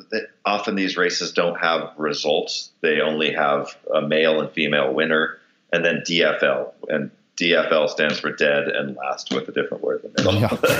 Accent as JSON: {"language": "English", "town": "Detroit", "region": "Michigan", "country": "United States", "said": "I'm a machinist from Detroit"}